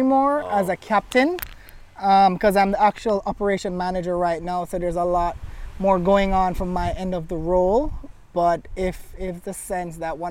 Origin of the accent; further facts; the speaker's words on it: Jamaica; accent: Jamaican; born and raised here in Jamaica.